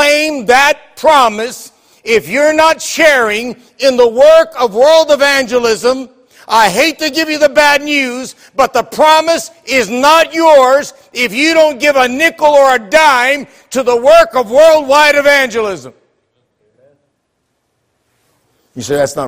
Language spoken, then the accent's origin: English; Bellefontaine, Ohio, United States; I was born in Bellefontaine, Ohio, raised in Bellefontaine, Ohio.